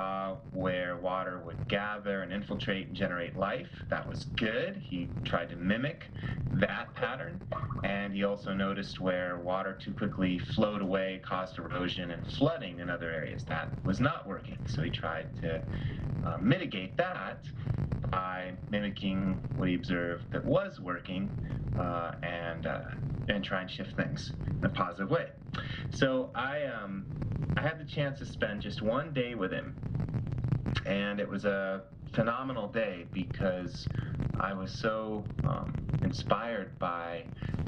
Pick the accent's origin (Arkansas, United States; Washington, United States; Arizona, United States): Arizona, United States; Tucson; I grew up in the Southwest in Tucson, Arizona, dry land city